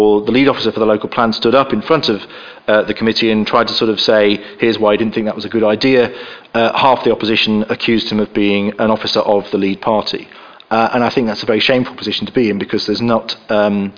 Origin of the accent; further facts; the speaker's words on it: York, Yorkshire and the Humber, United Kingdom; I come from York.